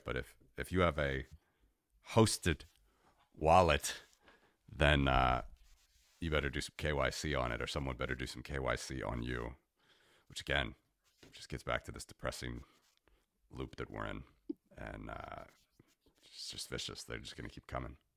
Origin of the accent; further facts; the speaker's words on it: United States; moved away as an adult; being an American living abroad for many years now